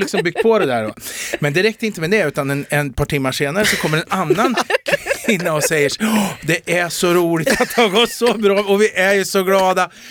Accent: Eskilstuna, Södermanland, Sweden; jag är från Eskilstuna, men en del som tar mig för stockholmare

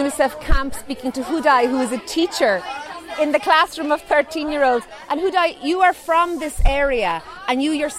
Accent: Ireland

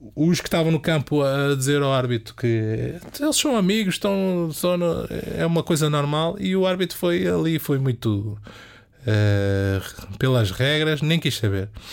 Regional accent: Amadora, Lisbon, Portugal; eu sou da Amadora também, é o palavreado de rua

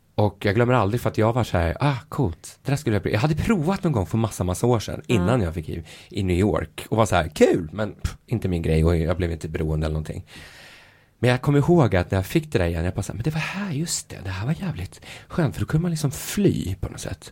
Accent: Sweden; som vi svenskar

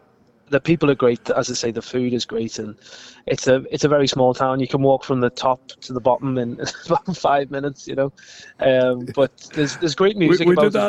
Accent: Liverpool, North West England, United Kingdom; moved away as an adult; now in Fermanagh, United Kingdom; I grew up in Liverpool, but I've been in Fermanagh now for the last 10 years.

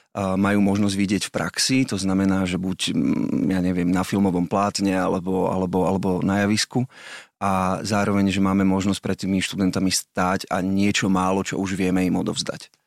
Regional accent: Malacky, Bratislava Region, Slovakia; som z Malaciek

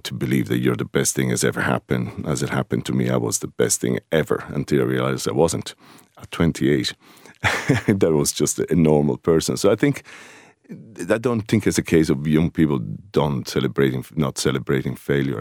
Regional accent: Rome, Lazio, Italy; moved away as an adult; now in Greystones, Ireland; I'm originally from Rome, and just outside the city of Rome on the, the seaside, a place called Ostia.

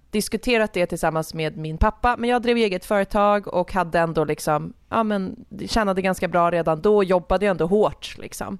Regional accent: Nacka, Stockholm County, Sweden; also born or lived in Jarlaberg, Nacka; min barndom tillbringades i Älta

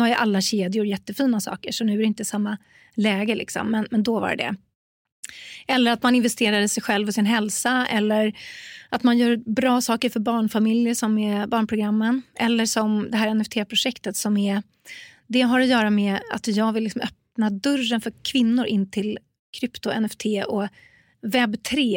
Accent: Stockholm, Stockholm County, Sweden; jag är från Stockholm

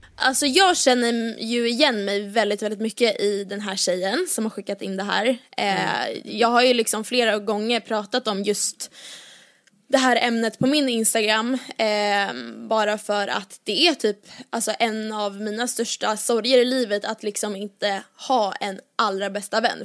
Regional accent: Åkersberga, Stockholm County, Sweden; från Åkersberga där jag är uppvuxen

